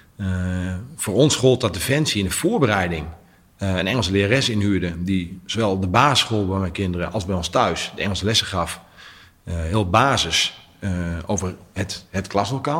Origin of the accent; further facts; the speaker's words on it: Netherlands; als Nederlanders